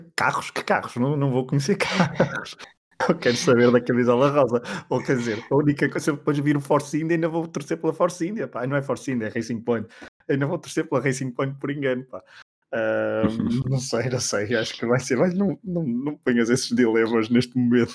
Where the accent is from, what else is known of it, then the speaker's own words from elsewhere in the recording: Portugal; enquanto portugueses